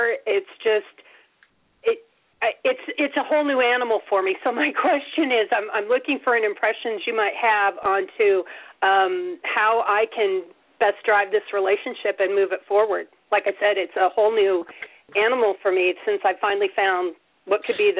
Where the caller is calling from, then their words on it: Nebraska, United States; I'm in Nebraska.